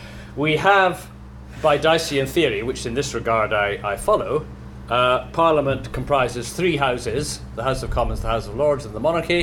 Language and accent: English; Scotland, United Kingdom; as a Scot and a Quaker